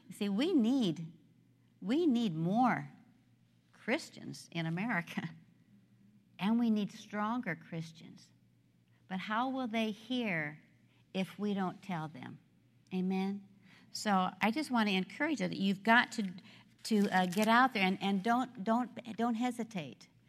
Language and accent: English; Nebraska, United States; I grew up in Nebraska. I am a corn husker.